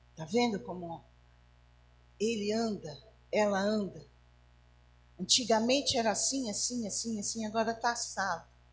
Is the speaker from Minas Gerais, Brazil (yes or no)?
yes; Barbacena, Minas Gerais, Brazil; quando eu era criança pequena lá em Barbacena, é, a minha a minha meninice ela foi muito dura